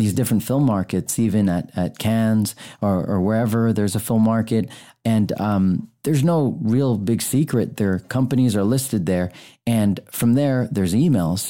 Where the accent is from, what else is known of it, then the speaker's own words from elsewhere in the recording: United States; I was born here in America 'cause of my dad joined the Navy